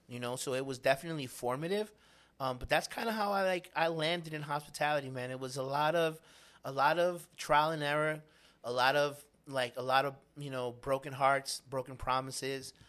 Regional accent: New York City, New York, United States; I grew up in Spanish Harlem

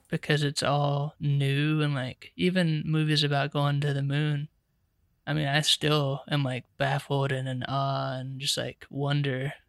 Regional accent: Charlotte, North Carolina, United States; I'm a writer director from Charlotte, North Carolina

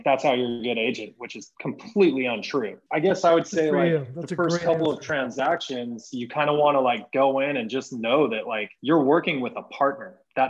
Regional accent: California, United States; now in Kansas City, United States; I'm from California originally also.

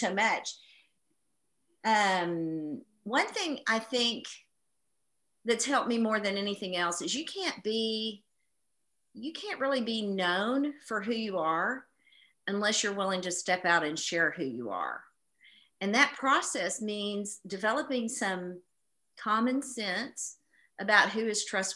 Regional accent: East Texas, United States; I grew up in East Texas, where, you know, we're surrounded by, it's the Bible Belt.

